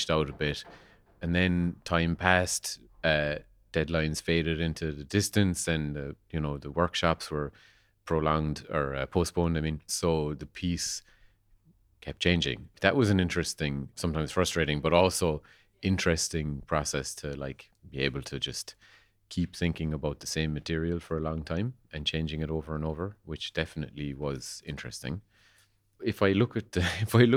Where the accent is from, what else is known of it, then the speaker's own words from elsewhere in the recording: Kerry, Munster, Ireland; I'm a composer from Kerry